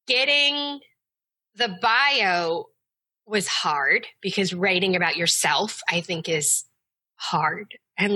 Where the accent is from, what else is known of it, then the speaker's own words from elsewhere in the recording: the South, United States; I grew up in the South